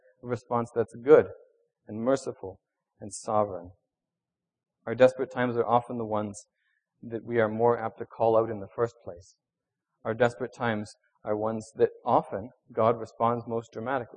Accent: Venezuela; moved away; I grew up in Venezuela.

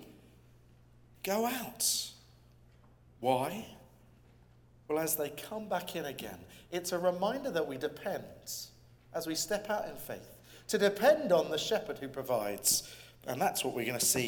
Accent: England, United Kingdom; I'm an Englishman and I come from the UK

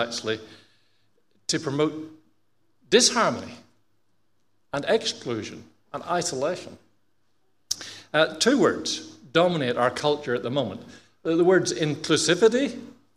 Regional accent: Australia; being Australian

